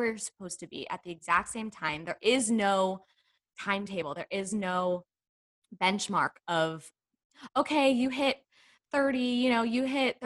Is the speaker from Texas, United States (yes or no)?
yes; Texas, United States; I'm from the South, I'm from Texas